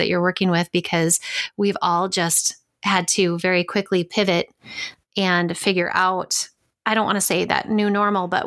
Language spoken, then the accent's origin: English; Minnesota, United States; moved away as an adult; now in Wisconsin, United States; I grew up in Minnesota